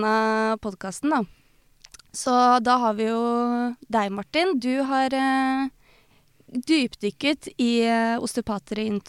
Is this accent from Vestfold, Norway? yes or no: yes; Tønsberg, Vestfold, Norway; Jeg er også fra Tønsberg.